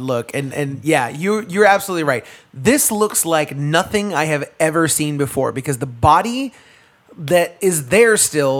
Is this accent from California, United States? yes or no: no; Florida, United States; moved away; As everyone knows, I'm originally from Florida. I am Florida man, essentially